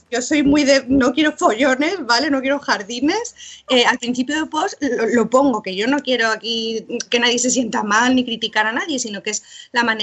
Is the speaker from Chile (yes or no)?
no; Burgos, Castile and León, Spain; pero es que yo soy de Burgos, ¿no?